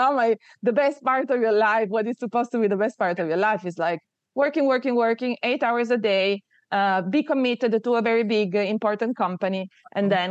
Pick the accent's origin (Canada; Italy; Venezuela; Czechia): Italy; Turin, Piedmont; also born or lived in southern Italy (family); I was born in Torino, which is north of Italy. My family are from the south of Italy.